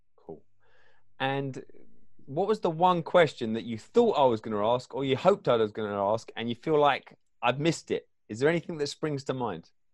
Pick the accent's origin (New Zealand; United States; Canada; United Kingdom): United Kingdom; England; I grew up in England